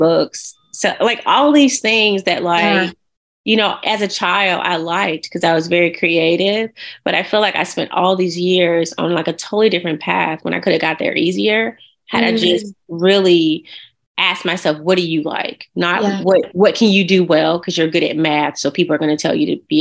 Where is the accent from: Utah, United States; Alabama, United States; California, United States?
Alabama, United States; Montgomery; I'm actually from Montgomery, Alabama